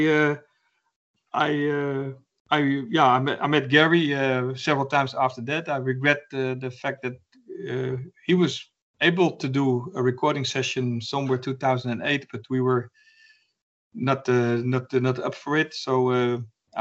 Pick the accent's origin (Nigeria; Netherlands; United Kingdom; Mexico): Netherlands; Arnhem, Gelderland; my hometown, Arnhem